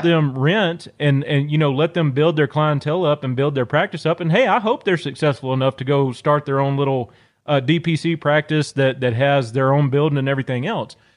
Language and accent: English; Northeast Louisiana, United States; moved away; I'm originally from Louisiana. I grew up in a very, very small town in Northeast Louisiana.